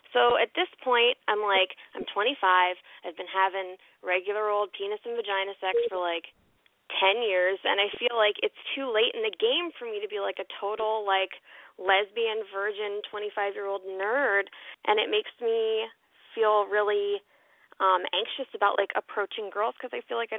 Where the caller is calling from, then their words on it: Baltimore, Maryland, United States; I'm 25 in Baltimore.